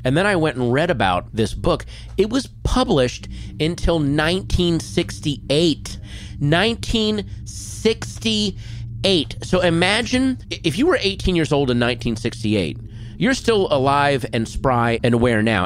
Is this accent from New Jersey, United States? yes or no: no; Virginia, United States; growing up in Virginia, there were those kind of lake recreation areas